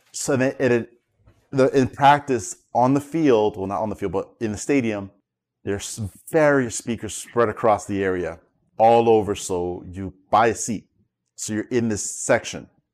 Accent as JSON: {"language": "English", "region": "New York", "country": "United States", "also_born_or_lived": "South Florida", "moved": "yes", "lives_now": "Florida, United States", "said": "I'm a well-known local in South Florida, but I'm originally from New York"}